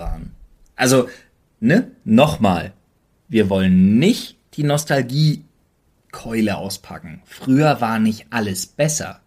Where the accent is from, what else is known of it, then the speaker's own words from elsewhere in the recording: Berlin, Germany; als Berliner